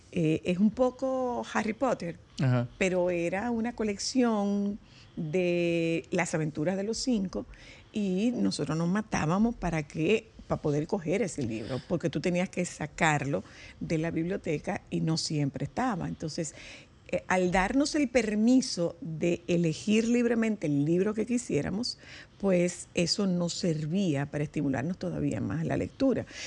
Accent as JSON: {"language": "Spanish", "town": "Nagua", "region": "María Trinidad Sánchez", "country": "Dominican Republic", "said": "en Agua, eh, de donde yo soy"}